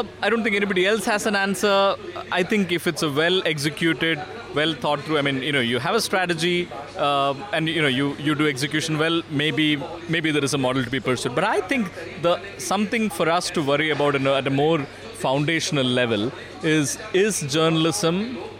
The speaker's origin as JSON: {"language": "English", "area": "Malayali", "region": "Kerala", "country": "India"}